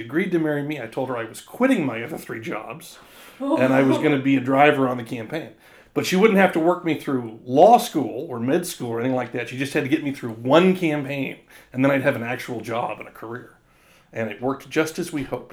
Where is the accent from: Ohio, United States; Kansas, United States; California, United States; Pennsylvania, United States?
Kansas, United States; Topeka; also born or lived in Massachusetts; went back home to Topeka, my hometown